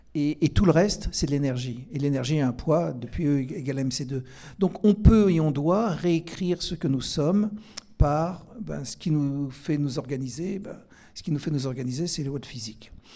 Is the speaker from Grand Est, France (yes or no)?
yes; Alsace, Grand Est, France; je suis alsacien